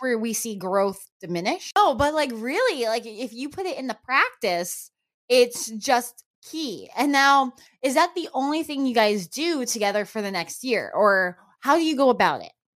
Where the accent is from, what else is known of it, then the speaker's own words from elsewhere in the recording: New Mexico, United States; moved away; also born or lived in Florida; I grew up in New Mexico, where that was a very, very common thing